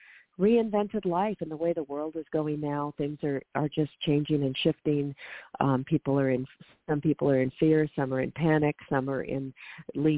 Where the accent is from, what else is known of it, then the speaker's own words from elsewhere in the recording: Seattle, Washington, United States; moved away; I have relocated up to my hometown, the Seattle area